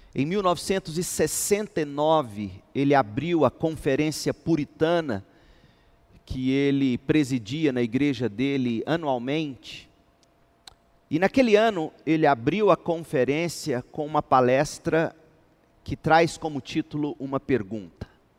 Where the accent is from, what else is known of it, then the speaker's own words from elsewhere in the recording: Goiás, Brazil; nós, os goianos, como bons goianos